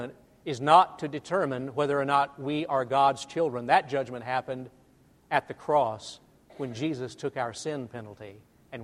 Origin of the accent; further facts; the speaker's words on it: Albany, Missouri, United States; moved away; growing up in North Missouri